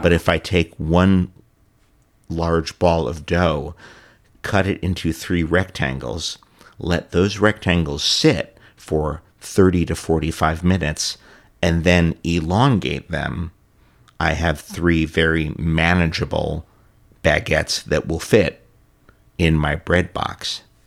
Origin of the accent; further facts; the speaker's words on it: New York City, New York, United States; also born or lived in Ithaca; I grew up in New York City